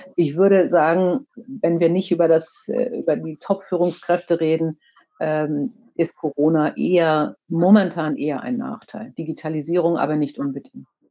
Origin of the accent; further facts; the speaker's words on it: Kiel, Schleswig-Holstein, Germany; ich komme ja aus Kiel